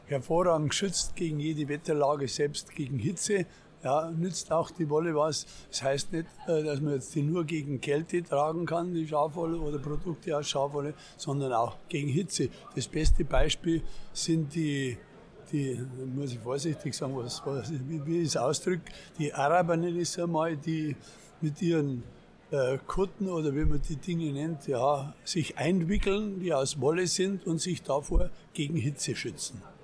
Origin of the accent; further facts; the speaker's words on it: Bavaria, Germany; Der Bayer bleibt der Bayer